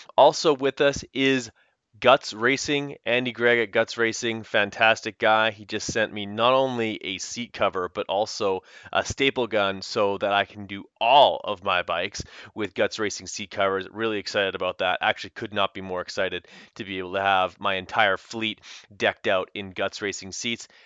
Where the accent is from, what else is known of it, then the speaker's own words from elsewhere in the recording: Canada; the French connection of being Canadian